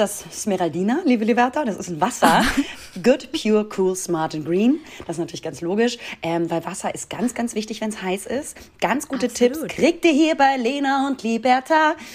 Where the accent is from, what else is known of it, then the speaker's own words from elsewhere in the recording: Hamburg, Germany; da, wo ich herkomme. also aus Hamburg